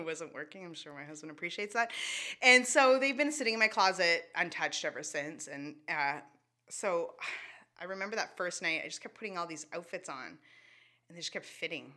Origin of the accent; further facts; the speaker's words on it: Shediac, New Brunswick, Canada; first language English; And then we moved to Shediac.